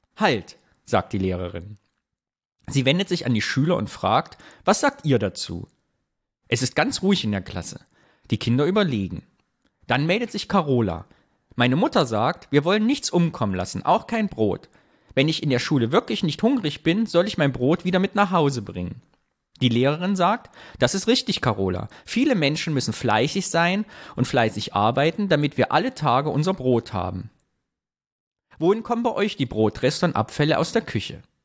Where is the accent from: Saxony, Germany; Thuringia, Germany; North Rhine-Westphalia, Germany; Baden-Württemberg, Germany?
Thuringia, Germany; Sondershausen; moved away; in Sondershausen, da wo ich herkomme